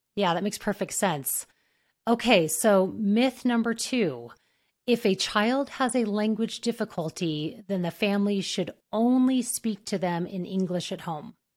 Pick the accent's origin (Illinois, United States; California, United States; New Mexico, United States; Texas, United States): New Mexico, United States; I grew up in New Mexico, about an hour f-, from, um, the, from Mexico